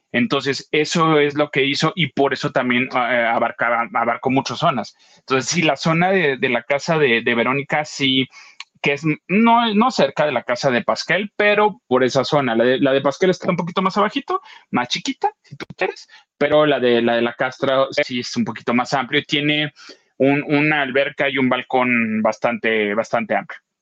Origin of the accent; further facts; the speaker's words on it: Acapulco, Guerrero, Mexico; moved away; ver imágenes del lugar donde creciste y, pasaste muchas cosas, eh, tanto buenas como malas, verlo destruido